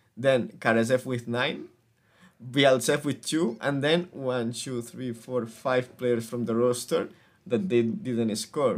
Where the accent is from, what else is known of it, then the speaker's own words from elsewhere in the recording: Spain; we are from Spain